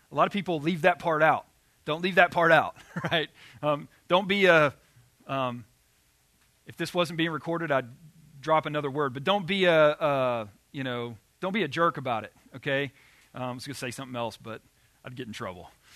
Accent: Arkansas, United States; I grew up in Arkansas

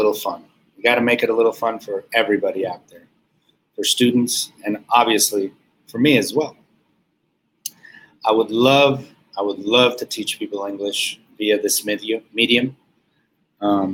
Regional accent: Quito, Pichincha, Ecuador; now in Virginia, United States; I was born in Ecuador, in South America, in the city of Quito. Soy de Quito, Ecuador.

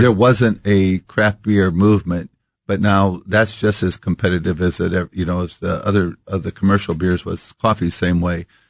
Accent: Iowa, United States; we grew up in Iowa

